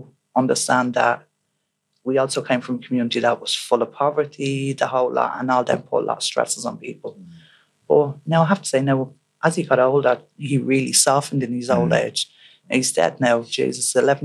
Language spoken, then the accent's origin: English; Dublin, Leinster, Ireland; also born or lived in Finglas, Dublin; I'm originally from Summerhill